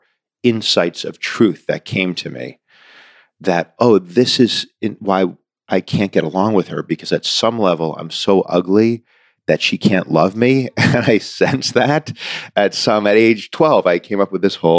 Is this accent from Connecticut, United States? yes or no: no; Newton, Massachusetts, United States; I grew up in Newton, Massachusetts